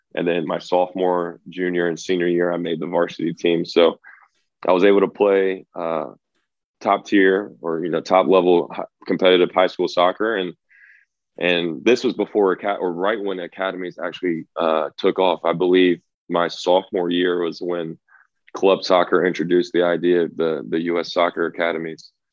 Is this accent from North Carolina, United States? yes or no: yes; Raleigh, North Carolina, United States; moved away as an adult; now in Sundsvall, Sweden; I grew up in Raleigh, North Carolina